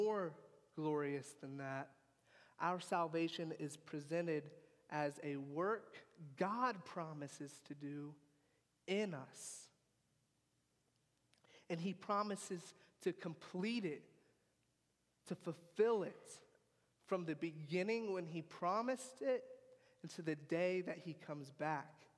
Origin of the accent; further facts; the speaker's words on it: United States; I grew up in America